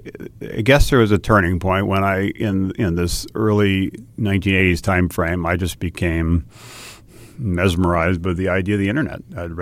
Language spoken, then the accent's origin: English; Hawaii, United States; And I'd say I grew up in Hawaii, and Hawaii, like many parts of the country, is a wonderful place, but tends to be a little cautious, a little risk averse.